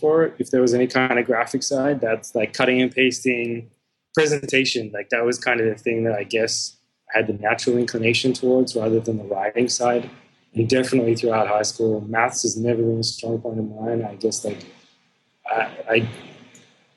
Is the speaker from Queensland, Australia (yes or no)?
no; Melbourne, Victoria, Australia; I'm from Croydon North, which anyone from Melbourne would know is like a suburb about an hour east of the city.